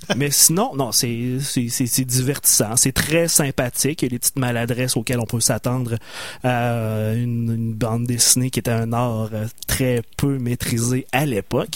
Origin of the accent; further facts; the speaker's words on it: Loretteville, Quebec, Canada; C'est mon patelin natal